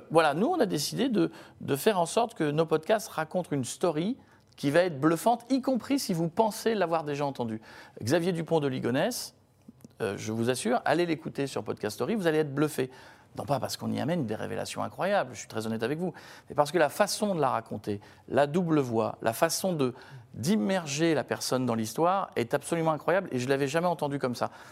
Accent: Picardy, Hauts-de-France, France; moved away; qui habitent des petites villes, j'en faisais partie quand j'étais gamin en Picardie

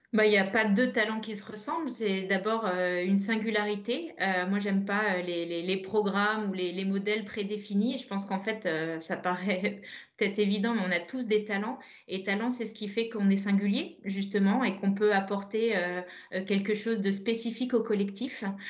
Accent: Brittany, France; pour nous bretonnes

